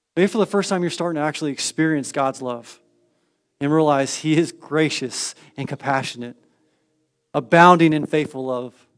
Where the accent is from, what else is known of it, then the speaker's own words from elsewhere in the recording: Northern California, United States; moved away; I grew up in Northern California quite some time